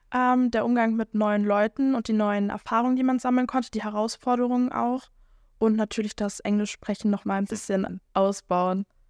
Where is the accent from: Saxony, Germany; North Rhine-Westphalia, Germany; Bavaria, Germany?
North Rhine-Westphalia, Germany; Schwelm; ich komme tatsächlich aus Schwelm